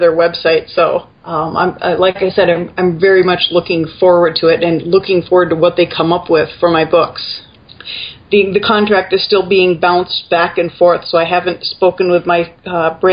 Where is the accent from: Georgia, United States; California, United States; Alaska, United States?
Alaska, United States; raised in Alaska